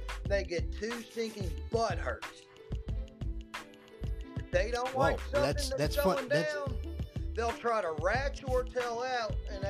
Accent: Kentucky, United States; I'm from Kentucky, my man.

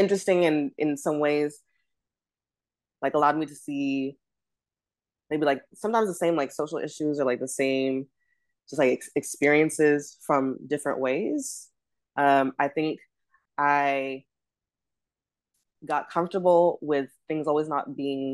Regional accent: Los Angeles, California, United States; also born or lived in Ghana (ancestry); now in New York City, United States; when people ask me where I'm from, I think the first thing that comes to mind is the great city of Los Angeles, California

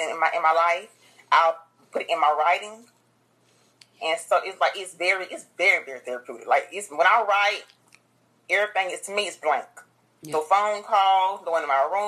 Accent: Dublin, Georgia, United States; That's my hometown, Dublin, Georgia

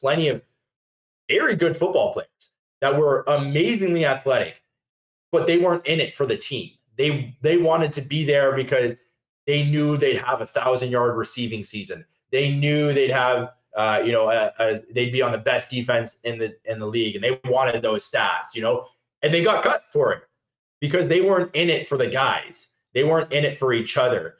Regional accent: Niagara Falls, Ontario, Canada; now in Winnipeg, Canada; I'm originally from Niagara Falls.

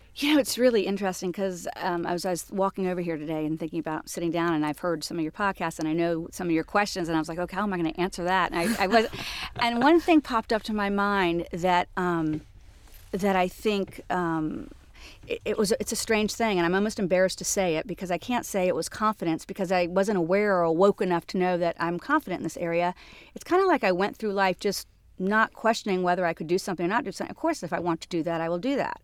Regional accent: Jacksonville, Florida, United States; moved away as an adult; also born or lived in Atlanta; now in New York, United States; born and raised in Jacksonville, Florida

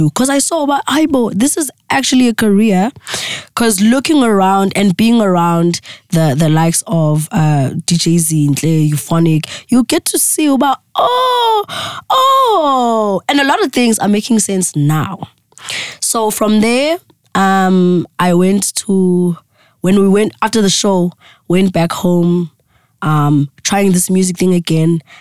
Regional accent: Secunda, Mpumalanga, South Africa; moved away; also born or lived in Evander; my isibhedlela lengazalwa kiso esekhunda

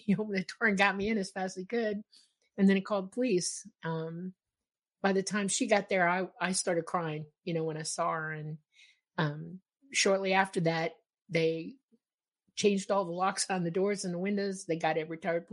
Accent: Miami, Florida, United States; also born or lived in Georgia; I grew up in Miami

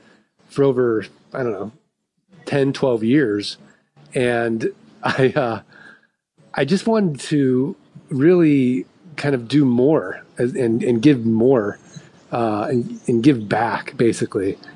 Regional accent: St. Louis, Missouri, United States; I'm from St. Louis, like we're the show me state

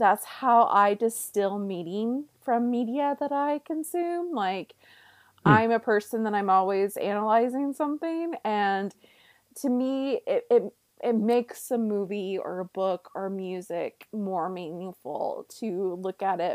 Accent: the South, United States; I'm from the South

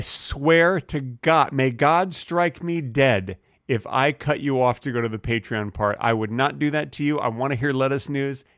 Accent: Texas, United States; I'm a Texan

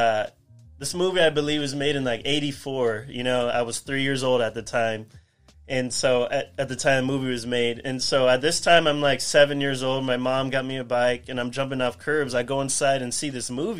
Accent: Whittier, California, United States; also born or lived in Pomona, California; I was born in Pomona, and my whole life I grew up in Whittier.

